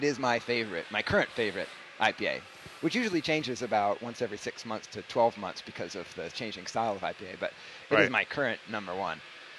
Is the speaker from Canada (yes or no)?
no; England, United Kingdom; Yeah, I'm an English subject